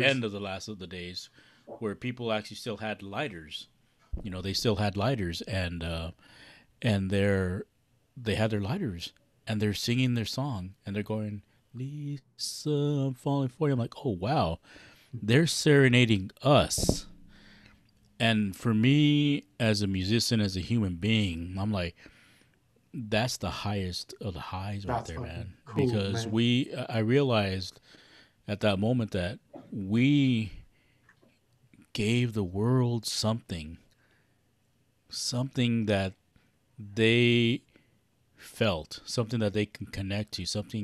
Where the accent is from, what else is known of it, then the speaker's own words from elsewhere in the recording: Los Angeles, California, United States; we're all Chicanos, we're all from East